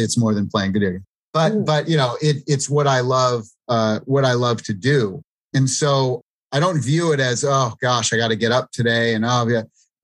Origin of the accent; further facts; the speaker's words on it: East Coast, United States; East Coast Italian, growing up in the East Coast